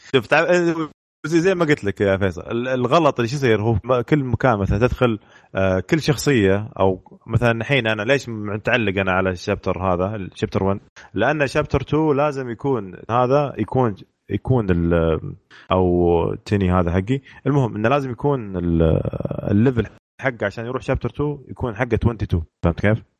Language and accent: Arabic; Riyadh, Riyadh Province, Saudi Arabia; عندنا في الرياض